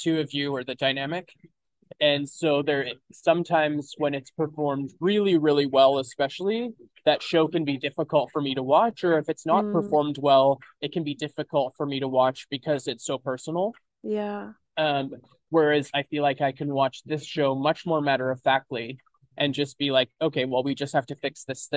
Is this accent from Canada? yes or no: yes; Kelowna, British Columbia, Canada; I grew up in Kelowna, BC, which is a much bigger place now than it was when I was a kid.